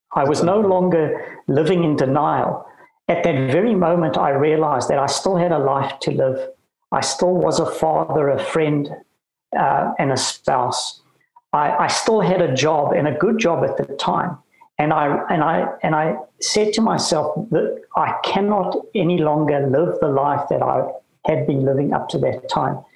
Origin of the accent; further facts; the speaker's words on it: Cape Town, Western Cape, South Africa; moved away as an adult; also born or lived in Bloemfontein / Johannesburg / New Zealand / Ontario, Canada; I was born in Bloemfontein, of all places, and grew up in Cape Town